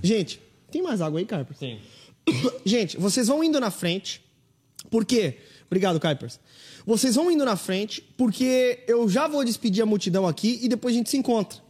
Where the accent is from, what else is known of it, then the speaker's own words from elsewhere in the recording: southern Santa Catarina, Brazil; Eu sou do sul do estado, cara. Eu sou bem aí pertinho aí, Samuel. Eu sou de Sara, cara. Eu nasci em Sara aí no sul do estado